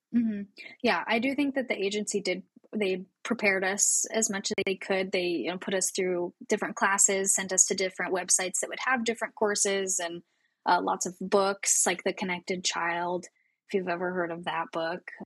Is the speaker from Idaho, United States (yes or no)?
yes; Coeur d'Alene, Idaho, United States; Born and raised in North Idaho, a tiny little town called Coeur d'Alene